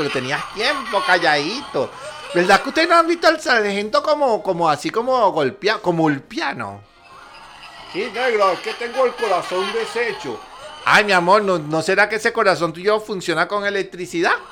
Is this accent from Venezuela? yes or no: yes; Venezuela; la felicidad es mi espada y mi alegría mi escudo, y eso somos los venezolanos.